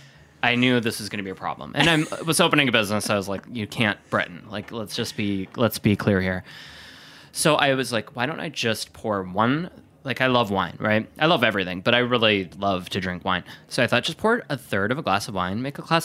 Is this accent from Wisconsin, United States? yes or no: yes; Wisconsin, United States; I'm from Wisconsin